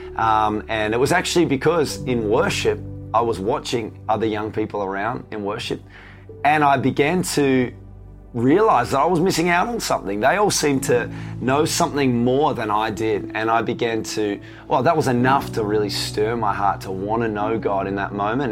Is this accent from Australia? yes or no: yes; Tasmania, Australia; So, I grew up in Tasmania. So, for those of you not from Australia, Tasmania is uh, the little island down the, the south of Australia.